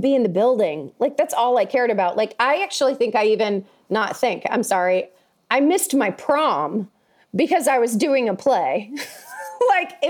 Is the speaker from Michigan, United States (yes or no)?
no; Tuscaloosa, Alabama, United States; In Tuscaloosa. I grew up in Tuscaloosa, Alabama